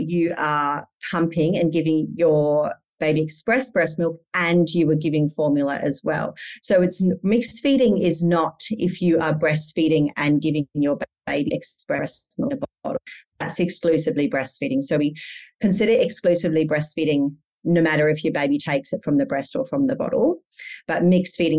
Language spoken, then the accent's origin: English; Perth, Western Australia, Australia; now in Indonesia; I'm from Perth. We live in Indonesia as a family.